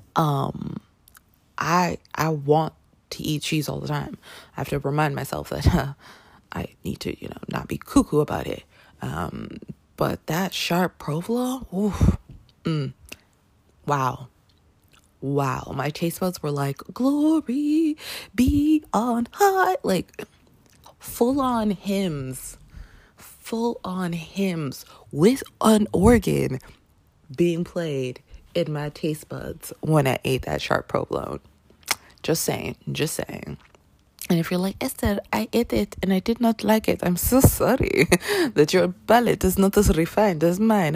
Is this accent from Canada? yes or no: yes; Canada; now in United States; I grew up in Canada